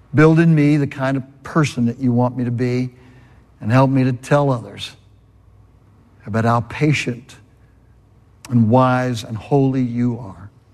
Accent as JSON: {"language": "English", "region": "California", "country": "United States", "moved": "yes", "said": "I'm from California"}